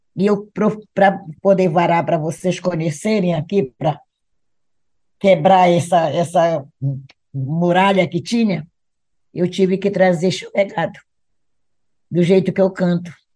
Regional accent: Belém, Pará, Brazil; also born or lived in Igarapé-Miri, Pará; Eu, como pedreirense, me criei na Pedreira também

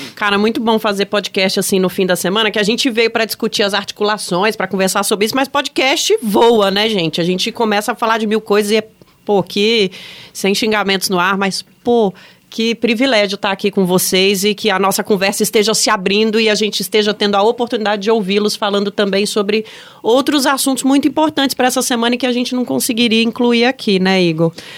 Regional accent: Brasília, Federal District, Brazil; eu sou brasiliense.

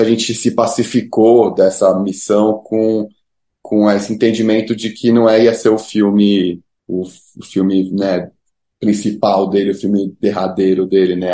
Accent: São Paulo, Brazil; Nós somos paulistas, brancos

